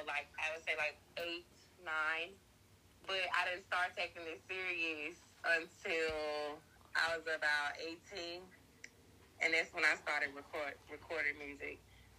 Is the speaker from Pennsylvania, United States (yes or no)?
no; Mississippi, United States; now in North Dakota, United States; I'm from Mississippi, born and raised, but I stay in North Dakota.